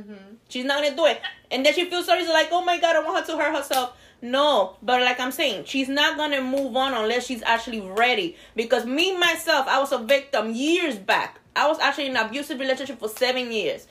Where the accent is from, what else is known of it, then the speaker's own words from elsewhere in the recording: New York, United States; now in Florida, United States; I'm from New York. I didn't have a license when I moved to Florida